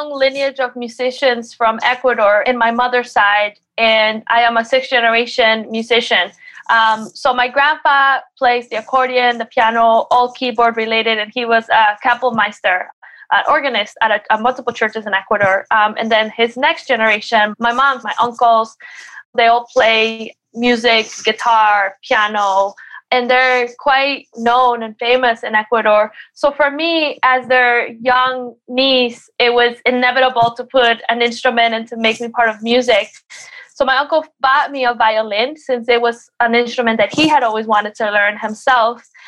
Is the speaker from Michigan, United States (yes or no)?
no; Connecticut, United States; really it really feels like my my hometown, my home state.